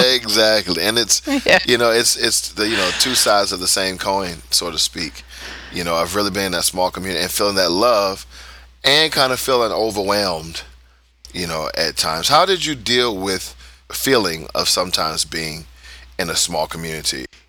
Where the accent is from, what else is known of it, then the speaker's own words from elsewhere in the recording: United States; now in Udhailiyah, Saudi Arabia; we're American